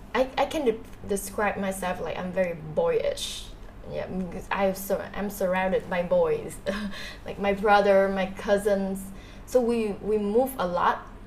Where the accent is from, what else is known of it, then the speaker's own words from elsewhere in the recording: Ho Chi Minh City, Vietnam; I I am a Saigonese like 100%. I was born and was raised here in Saigon